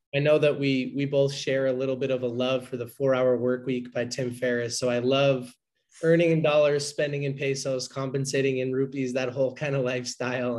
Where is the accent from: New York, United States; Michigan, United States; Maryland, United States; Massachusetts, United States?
Massachusetts, United States; Boston; I'm from the Boston, Massachusetts area originally